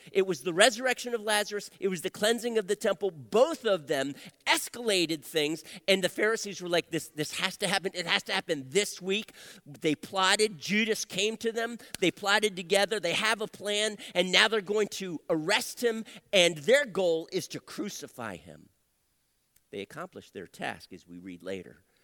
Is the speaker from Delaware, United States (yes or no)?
yes; Wilmington, Delaware, United States; moved away as an adult; also born or lived in Phoenix, Arizona; I was born and raised in Wilmington, Delaware